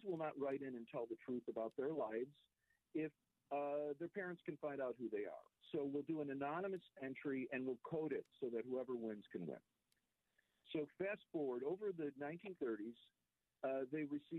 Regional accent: Chicago, Illinois, United States; also born or lived in New York; I was raised in Chicago

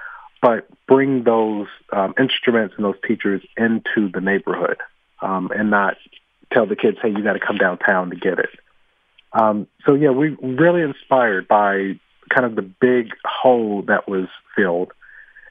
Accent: Atlanta, Georgia, United States; moved away as an adult; now in Philadelphia, United States; growing up in Atlanta

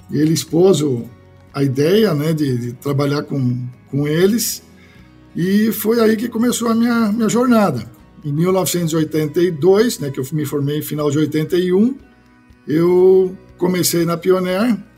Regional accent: Porto Alegre, Rio Grande do Sul, Brazil; eu sou gaúcho, né? O sotaque eu acho que já está meio perdido pelas andanças da vida aí, que a gente só se mudou, mas sou gaúcho de Porto Alegre.

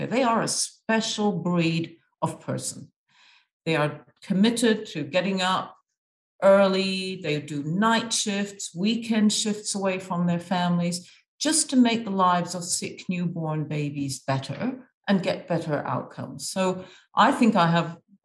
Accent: Egypt; moved away; I've grown up in Egypt. I'm half Irish and half Egyptian

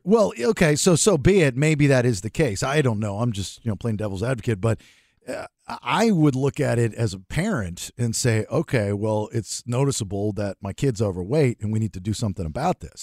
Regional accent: Maryland, United States; growing up in Maryland

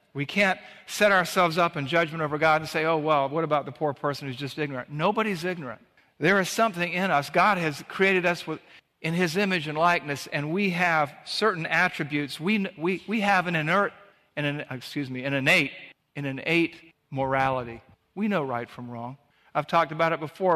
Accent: Savannah, Georgia, United States; in the beach where we grew up in Savannah, Georgia

